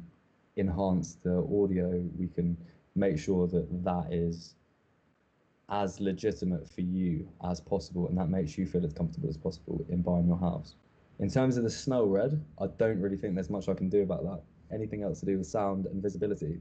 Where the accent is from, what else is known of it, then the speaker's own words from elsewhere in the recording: England, United Kingdom; As English people